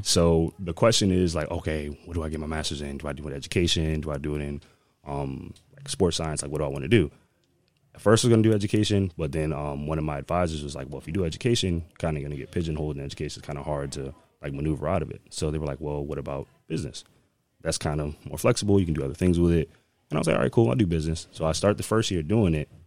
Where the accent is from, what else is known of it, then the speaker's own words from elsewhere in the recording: Connecticut, United States; moved away; also born or lived in Maryland; I'm actually from Connecticut, um, born and raised